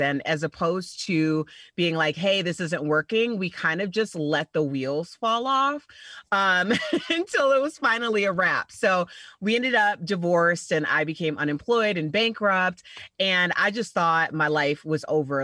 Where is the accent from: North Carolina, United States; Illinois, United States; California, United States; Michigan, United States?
Illinois, United States; Chicago; I'm from Chicago, and I started my radio career in Chicago at the Heritage Station, which like you know every city has one. So you know you grow up listening to these guys for like 20 years